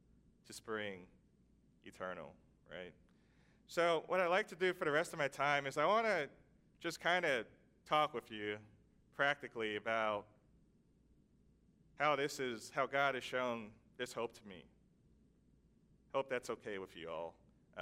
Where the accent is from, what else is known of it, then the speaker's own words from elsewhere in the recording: New York, United States; also born or lived in Vermont; now in Washington, D.C., United States; I, being a New Yorker, just couldn't adjust to living in a small town of 7,000